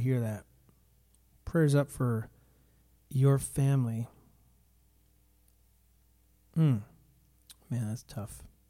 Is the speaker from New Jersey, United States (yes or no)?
yes; New Jersey, United States; I'm from New Jersey.